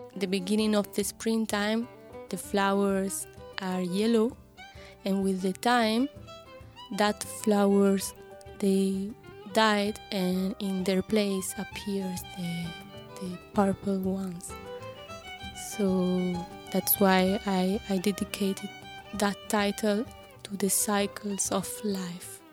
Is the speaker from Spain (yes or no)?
yes; Granada, Andalusia, Spain; English is a second language; we are from Granada